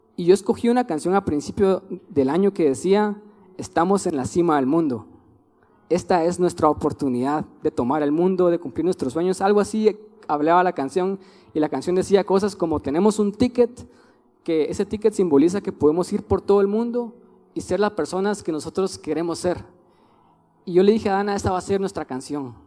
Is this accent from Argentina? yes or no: no; Guatemala; Somos guatemaltecos porque Dios quiso que fuéramos guatemaltecos